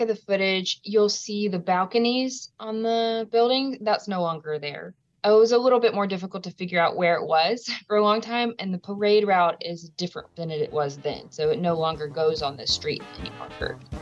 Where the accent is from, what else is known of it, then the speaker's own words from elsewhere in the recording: Louisiana, United States; my home state